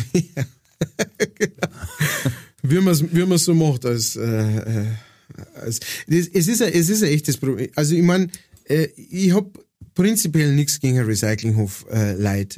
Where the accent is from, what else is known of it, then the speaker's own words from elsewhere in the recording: Straubing, Bavaria, Germany; moved away; also born or lived in Upper Palatinate; ich bin ja äh, aufgewachsen in der Nähe von Straubing